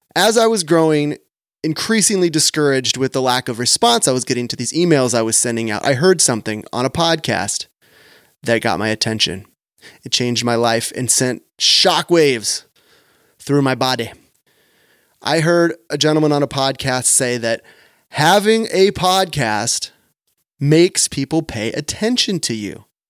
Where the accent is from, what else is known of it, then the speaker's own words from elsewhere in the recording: Sacramento, California, United States; right here in my hometown of Sacramento